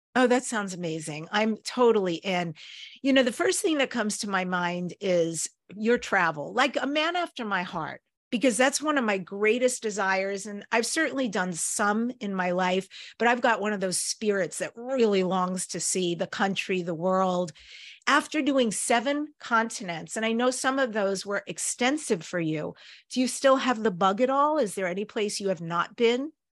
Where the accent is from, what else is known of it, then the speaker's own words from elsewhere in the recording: New York, United States; now in California, United States; I'm originally from New York.